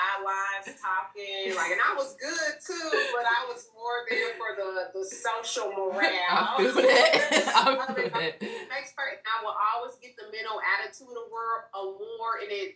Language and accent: English; Indianapolis, Indiana, United States; also born or lived in Mississippi; I'm from Indianapolis, Indiana